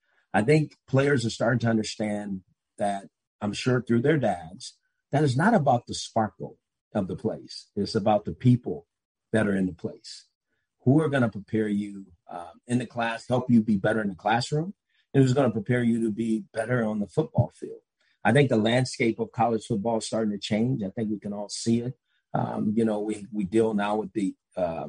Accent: Los Angeles, California, United States; moved away; I'm from Los Angeles, so a lot of my relationships are still there

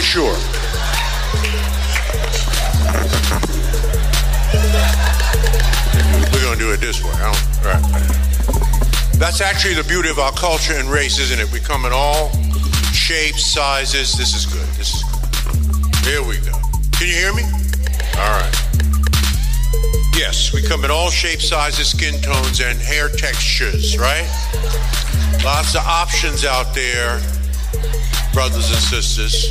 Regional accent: New York City, New York, United States; 1945, I was born in Bed-Stuy, Brooklyn, New York

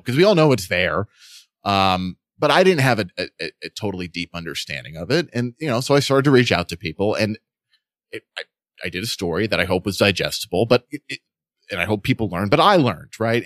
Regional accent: New York, United States; also born or lived in Boston; I'm from New York, but, you know, I was in Boston

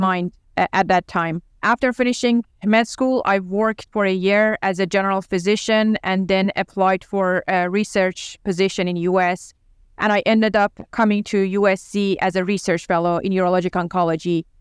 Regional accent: Tehran, Tehran Province, Iran; English is a second language; moved away as an adult; also born or lived in Los Angeles, United States; now in United States; I was born and raised in Tehran, and I went to medical school over there

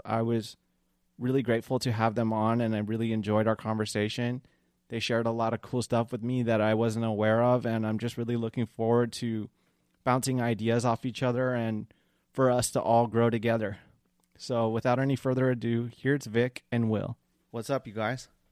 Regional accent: Long Beach, California, United States; I'm from Long Beach. I'm 30. I lived in Orange County for a little bit

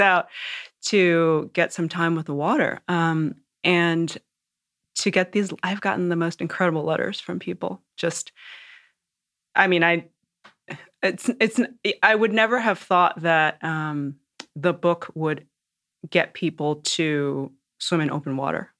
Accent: New York and Long Island, United States; I grew up in New York and Long Island mostly

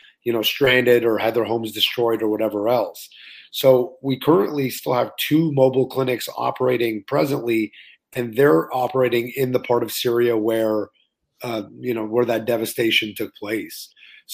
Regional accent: Laval, Quebec, Canada; also born or lived in Montreal, Canada / Orlando, United States; I grew up in Montreal until I was about 7. And then we moved to Laval until I was 27.

